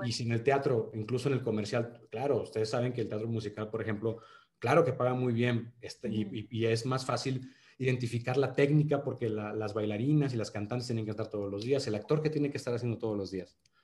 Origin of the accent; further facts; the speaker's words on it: Monterrey, Nuevo León, Mexico; accent: regio; soy regio y, tengo que cuidar mi acento cuando hago los castings y definir si lo voy a hacer en regio